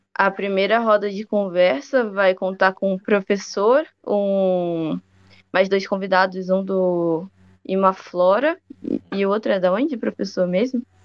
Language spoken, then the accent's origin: Portuguese; Rio de Janeiro, Brazil; now in Piracicaba, Brazil; Eu agora estou em Piracicaba, mas eu passei bastante tempo na casa dos meus pais no Rio de Janeiro.